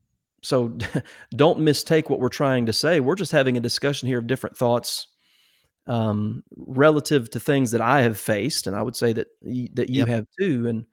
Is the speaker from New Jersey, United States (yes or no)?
no; Ohio, United States; I grew up that way in Ohio.